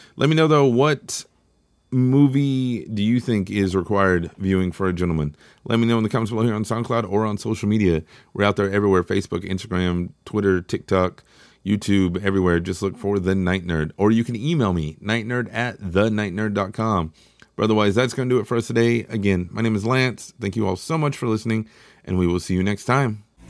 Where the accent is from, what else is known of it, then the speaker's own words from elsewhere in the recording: Texas, United States; I'm from Texas, which is obviously in America